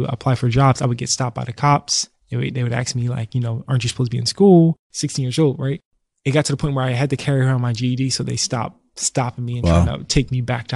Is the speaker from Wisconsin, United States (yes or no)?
no; Philadelphia, Pennsylvania, United States; I grew up in North Philly